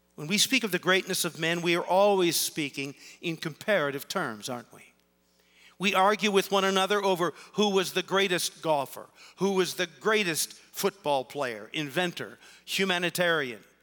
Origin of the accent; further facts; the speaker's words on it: Canton, Ohio, United States; I grew up in Canton, Ohio